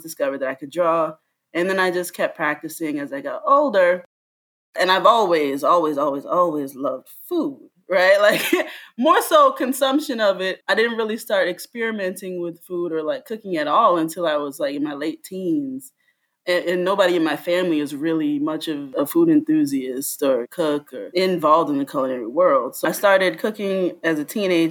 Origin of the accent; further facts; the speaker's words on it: Fort Lauderdale, Florida, United States; also born or lived in Miami / Jamaica (family origin); now in New York, United States; I am originally from South Florida. I grew up in Fort Lauderdale and Miami.